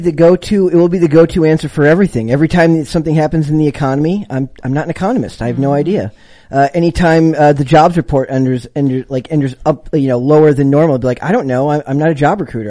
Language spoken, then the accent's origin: English; Minnesota, United States; I'm from Minnesota